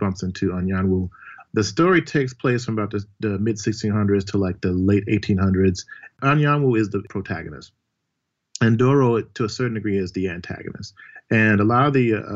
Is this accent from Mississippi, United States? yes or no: yes; Mississippi, United States; I'm from Mississippi originally